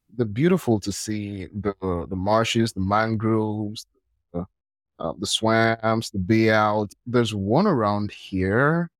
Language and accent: English; Nigeria; I'm from Nigeria